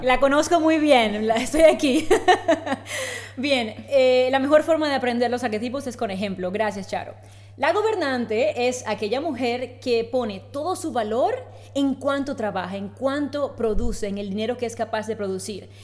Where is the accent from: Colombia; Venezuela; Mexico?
Colombia; moved away as an adult; now in Spain; soy colombiana, de hace tres años tengo el placer de vivir en España